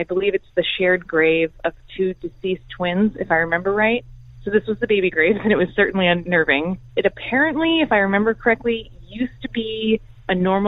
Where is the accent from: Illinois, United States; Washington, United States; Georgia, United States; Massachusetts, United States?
Washington, United States; I'm from Washington, and this is a story about baby graves.